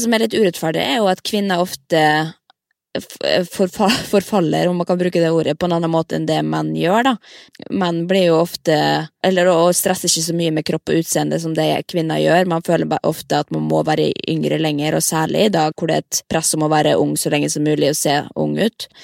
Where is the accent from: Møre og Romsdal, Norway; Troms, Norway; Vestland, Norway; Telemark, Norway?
Møre og Romsdal, Norway; Molde; moved away; når jeg er hjemme i Molde, da er jeg jo inne i klesskapet og tar på meg de gamle kjolene jeg brukte på videregående